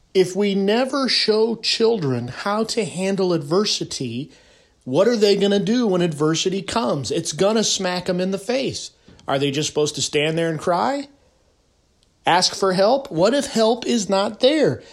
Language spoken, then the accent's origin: English; California, United States; I'm from California.